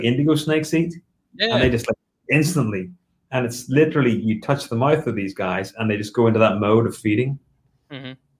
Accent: Ireland; also born or lived in United Kingdom; So, you know, growing up in Ireland and the UK, you don't feed live.

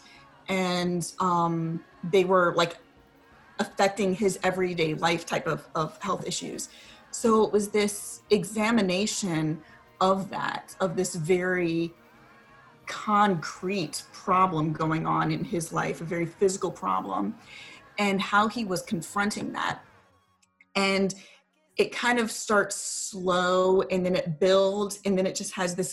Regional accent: Richmond, Virginia, United States; I was in Northern Virginia and I'm from Richmond

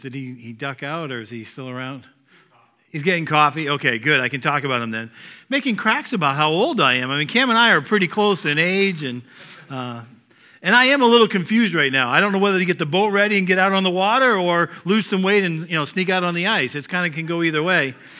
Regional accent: Northeast, United States; accent: Northeast; my Northeast accent

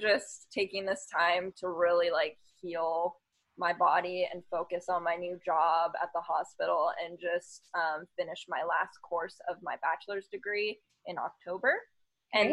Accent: San Diego and Los Angeles, California, United States; I was born in Los Angeles, the Valley. So LA girl. But I grew up in San Diego and LA.

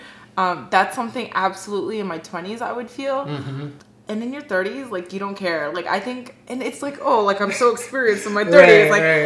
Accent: Fort Lauderdale, Florida, United States; now in Miami, United States; I grew up here mostly in South Florida and Fort Lauderdale.

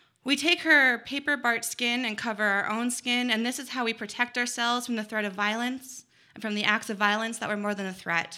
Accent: Dawson Creek, British Columbia, Canada; I grew up in Treaty 8 territory in Dawson Creek, BC

